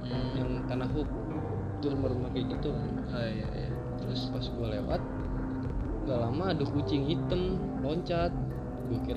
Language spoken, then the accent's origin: Indonesian; Cilacap, Central Java, Indonesia; itu waktu gua pulang kampung di Cilacap kebetulan kampung gua kan